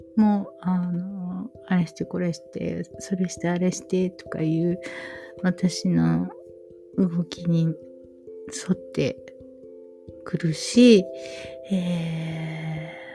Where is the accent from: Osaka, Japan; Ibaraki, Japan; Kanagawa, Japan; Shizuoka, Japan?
Osaka, Japan; 私は大阪の中央区で育ったんですけれども